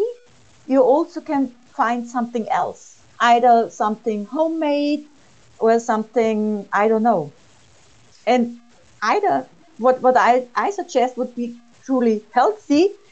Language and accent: English; Austria; also born or lived in United States; I'm from Austria.